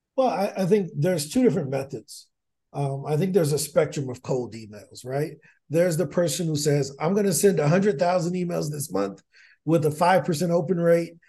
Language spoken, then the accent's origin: English; East St. Louis, Illinois, United States; I'm from East Saint Louis, and there's a, a former professional basketball player by the name of Darius Miles that went to my high school